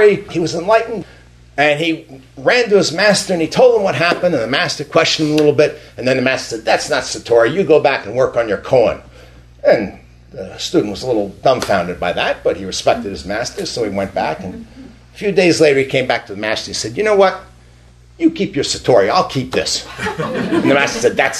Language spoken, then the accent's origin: English; New York, United States; first language English; moved away; I grew up in New York, an Italian neighborhood with lots of Jews